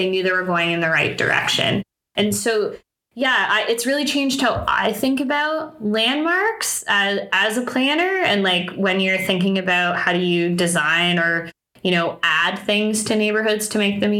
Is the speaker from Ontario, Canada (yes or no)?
yes; Toronto, Ontario, Canada; also born or lived in Waterloo; I grew up in Toronto